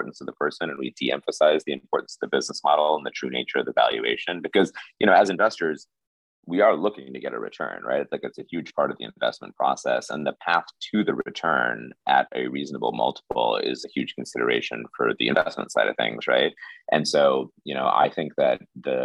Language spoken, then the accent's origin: English; Indianapolis, Indiana, United States; also born or lived in New York; I grew up in Indiana. My township in Indianapolis was 99.97% white